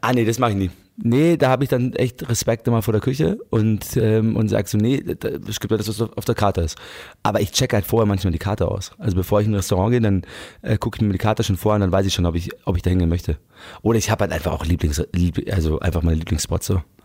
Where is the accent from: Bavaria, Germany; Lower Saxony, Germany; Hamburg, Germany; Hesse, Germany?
Bavaria, Germany; Munich; München muss ich echt sagen, ich liebe meine Heimatstadt